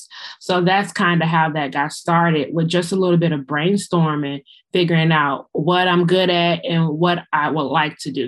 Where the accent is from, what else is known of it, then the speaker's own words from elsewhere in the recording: Chicago, Illinois, United States; I am from the Windy City, Chicago.